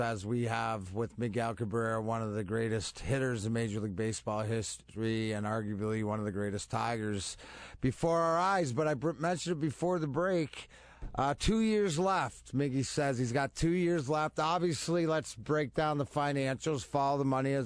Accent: Canada; I'm Canadian.

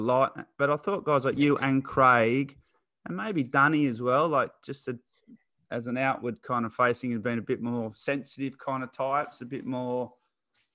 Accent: Newcastle, New South Wales, Australia; We both grew up in Newcastle. I grew up in Redhead.

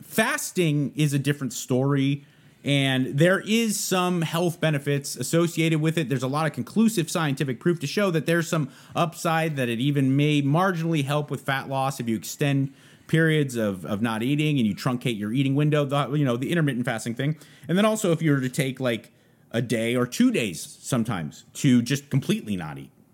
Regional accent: San Gabriel Valley, California, United States; now in Texas, United States; I'm from the San Gabriel Valley

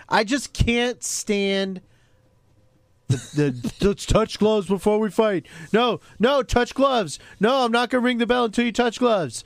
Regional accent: Jacksonville, United States; my hometown of Jacksonville

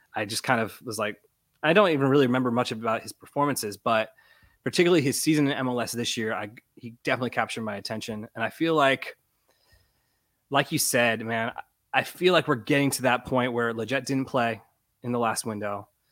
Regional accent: Florida, United States; I was born and raised in Florida

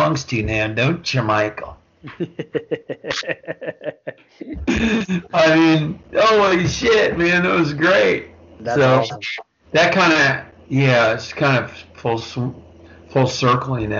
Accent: Vancouver, British Columbia, Canada; I grew up in Vancouver. I grew up in British Columbia, Canada

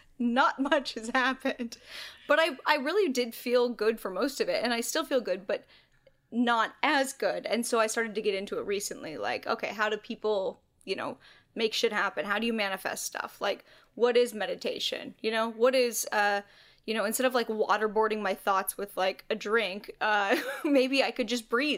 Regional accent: Astoria, Oregon, United States; Astoria, Oregon or near there.

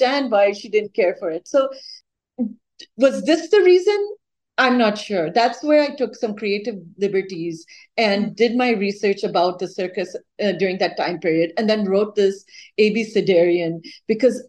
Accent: Minnesota, United States; moved away; also born or lived in India; I lived in Minnesota in the late 70s and till the mid 80s, and then went to India to study and came back again. But when I was growing up, I was the only brown girl and the only Indian girl in my school

